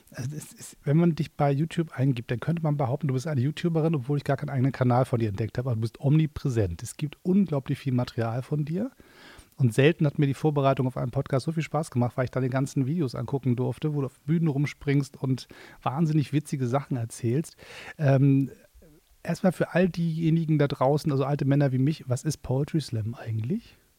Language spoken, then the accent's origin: German; Hamburg, Germany; moved away as an adult; now in Berlin, Germany; ich bin ja Exil-Hamburger, ich, ich, muss ja in Berlin wohnen